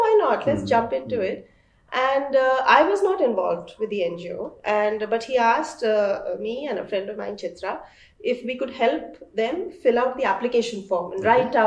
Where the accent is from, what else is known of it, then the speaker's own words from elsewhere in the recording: Delhi, India; I'm born and brought up in Delhi.